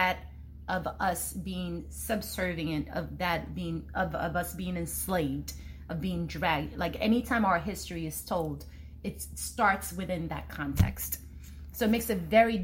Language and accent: English; Nigeria; I'm Nigerian